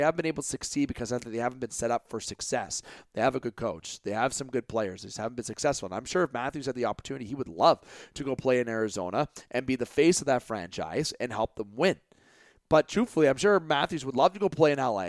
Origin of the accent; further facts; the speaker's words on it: Canada; I am from Canada